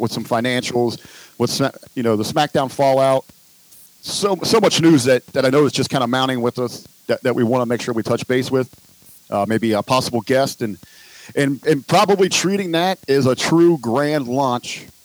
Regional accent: Cincinnati, Ohio, United States; I grew up here in Cincinnati, in Southern Ohio

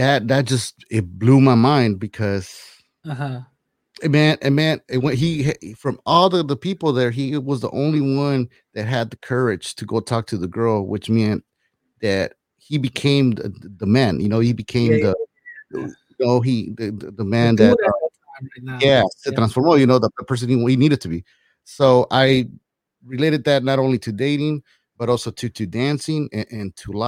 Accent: Los Angeles, California, United States; I lived, you know, in LA, moved from LA, to the South LA, South Central, in the '80s

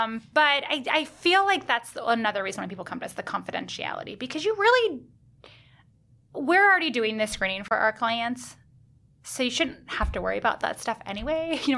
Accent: Seattle, Washington, United States; now in New York, United States; I grew up in Seattle

